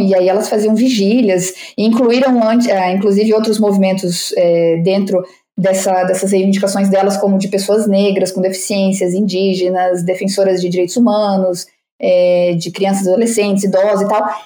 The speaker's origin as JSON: {"language": "Portuguese", "country": "Brazil", "moved": "yes", "said": "eu digo que sou brasileira"}